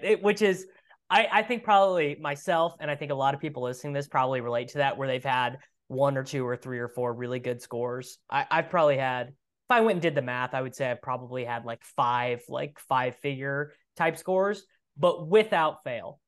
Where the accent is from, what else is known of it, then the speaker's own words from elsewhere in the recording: Midwest, United States; I'm from the Midwest, and Midwestern culture is so, so, so, so, so different